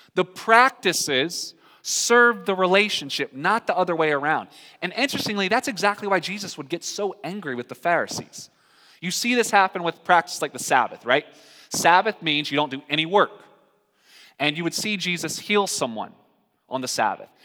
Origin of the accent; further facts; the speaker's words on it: North Carolina, United States; moved away; I'm from North Carolina